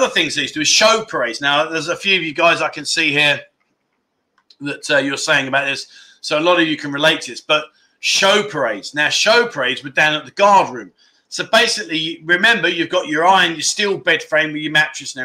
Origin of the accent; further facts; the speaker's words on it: London, United Kingdom; moved away as an adult; now in Pattaya, Thailand; I'm from London